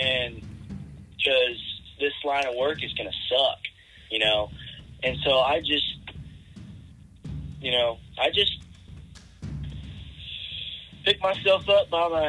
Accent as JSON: {"language": "English", "town": "Hydro", "region": "Oklahoma", "country": "United States", "said": "I'm from Hydro, Oklahoma"}